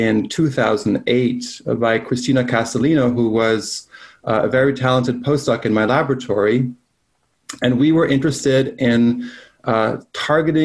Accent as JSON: {"language": "English", "country": "Belgium", "moved": "yes", "lives_now": "United States", "said": "I'm from Belgium"}